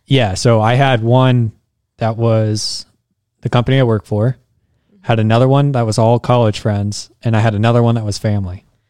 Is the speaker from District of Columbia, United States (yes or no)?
no; Arizona, United States; now in South Dakota, United States; I was raised in Arizona